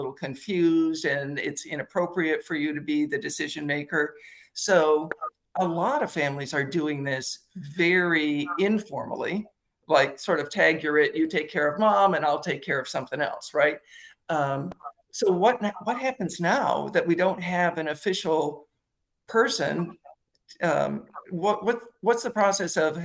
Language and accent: English; Michigan, United States; moved away; I'm in Michigan today because I grew up in Michigan